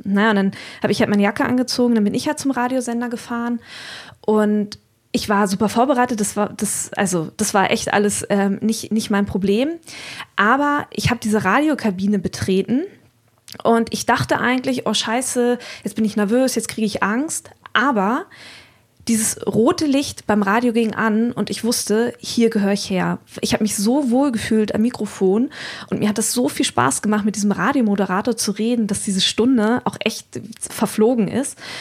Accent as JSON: {"language": "German", "area": "Wendland", "region": "Lower Saxony", "country": "Germany", "tie": "born or raised there", "also_born_or_lived": "West Berlin (family roots)", "said": "ich komme gebürtig, komme ich aus dem Wendland"}